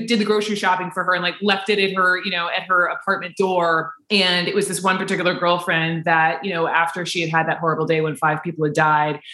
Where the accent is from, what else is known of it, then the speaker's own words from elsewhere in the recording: Atlanta, Georgia, United States; moved away as an adult; also born or lived in Chapel Hill, North Carolina; born and raised in Atlanta